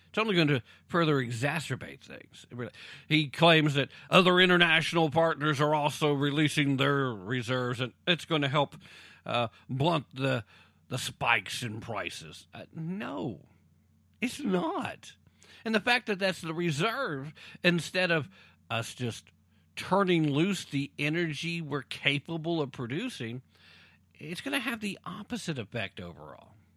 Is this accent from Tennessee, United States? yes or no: yes; Roane County, Tennessee, United States; first language English; I claim, uh, citizenhood in the entire county 'cause I have different, uh, relationships with every single city in the county